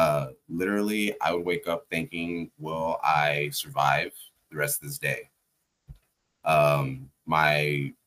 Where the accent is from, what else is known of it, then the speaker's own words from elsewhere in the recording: Texas, United States; I grew up in Texas too.